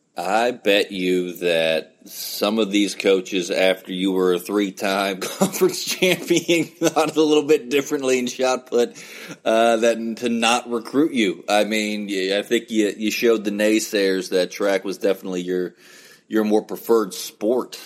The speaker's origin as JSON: {"language": "English", "region": "West Virginia", "country": "United States", "tie": "born or raised there", "said": "growing up in West Virginia"}